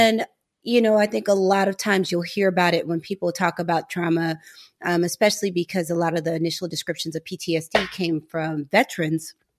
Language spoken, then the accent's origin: English; St. Louis, Missouri, United States; moved away as an adult; We're both from Saint Louis, but we did not know each other growing up.